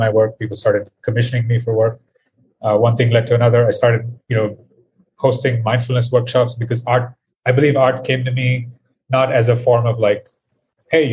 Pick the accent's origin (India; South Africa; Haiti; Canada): India; I am from India. I currently live here as well